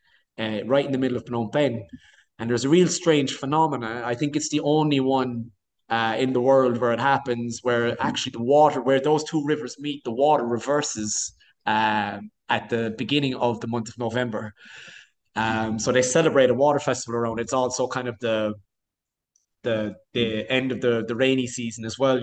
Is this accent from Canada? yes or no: no; Kanturk, Munster, Ireland; moved away as an adult; now in Cambodia; you're a young fella growing up in Canturk in Ireland, in County Cork